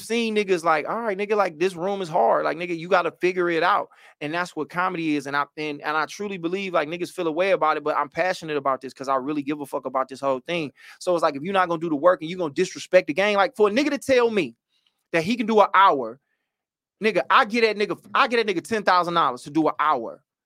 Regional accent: Oak Park, Michigan, United States; I'm from Oak Park, but I take the Detroit moniker on

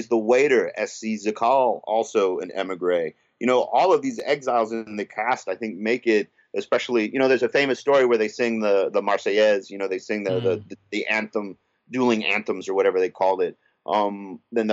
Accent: United States; also born or lived in Spain; I'm Spanish, you know, I came, I was born in America, but we came here because my father

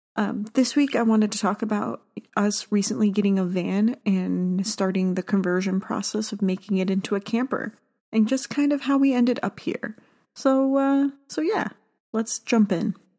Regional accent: South Florida, United States; I grew up in South Florida

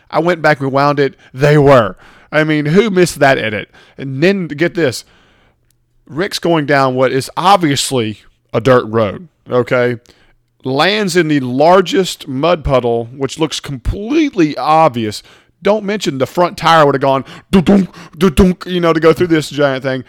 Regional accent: Mississippi, United States; we're from Mississippi

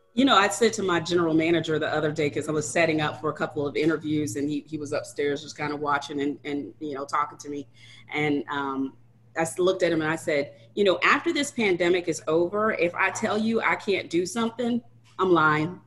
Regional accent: Ladson, South Carolina, United States; I am actually from Charleston

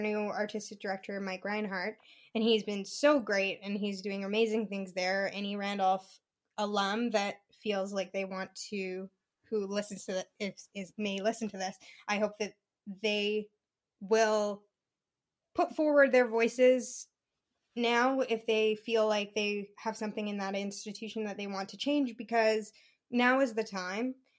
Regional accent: Regina, Saskatchewan, Canada; it was so nice to be able to do that show in my hometown.

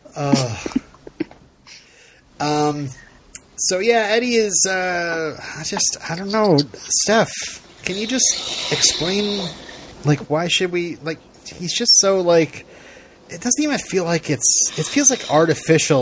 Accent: Vermont, United States; because I'm from Vermont.

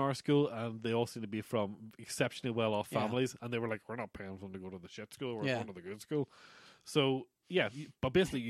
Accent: Ballynahinch, Northern Ireland, United Kingdom; where I grew up in Ballinahinch

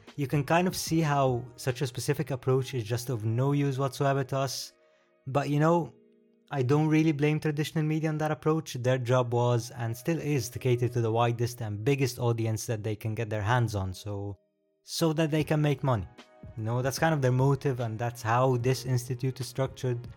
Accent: Egypt; I am from Egypt. So, the weird name, the accent, here you go.

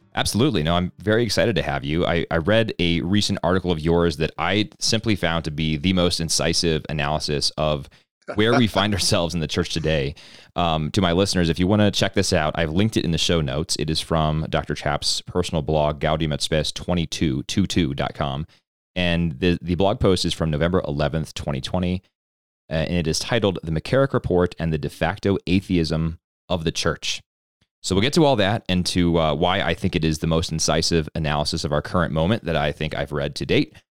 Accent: outside of Philadelphia, Pennsylvania, United States; now in Colorado, United States; I actually was born outside of Philadelphia

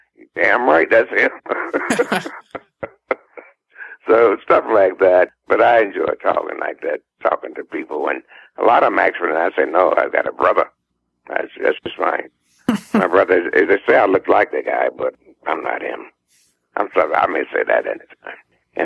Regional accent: the South, United States; born there; I'm just Southern guy. People say, well, you sound like a Northerner. I say, well, I'm not. I was born in the South, and I love the South. I love it here.

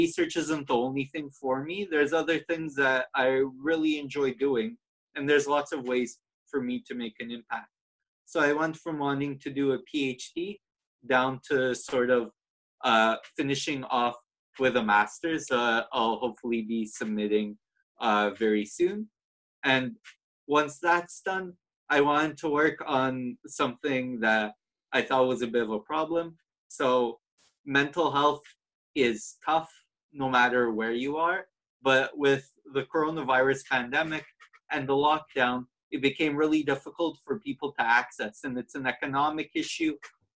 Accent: Toronto, Ontario, Canada; moved away as an adult; now in Ireland; I'm actually from Toronto

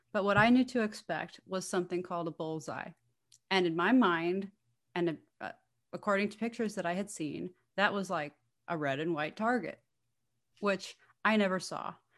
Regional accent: New Rochelle, New York, United States; I grew up in New Rochelle, New York. I primarily live in New York City, and I am currently back in New Rochelle, New York with my parents for the time

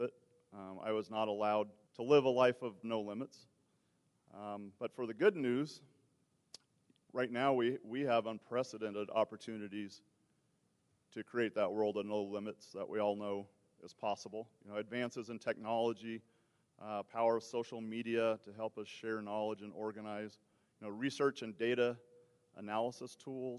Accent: Oregon, United States; I'm gone from Oregon State School for the Blind into public school in fourth grade.

